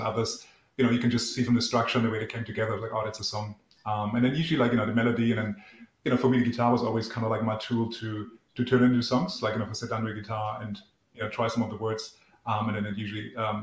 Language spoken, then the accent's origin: English; East Germany, Germany; English is a second language; moved away; I grew up in East Germany.